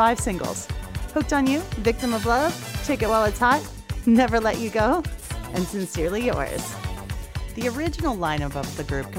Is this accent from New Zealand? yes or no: no; Western Canada, Canada; I'm from Canada. I'm in Western Canada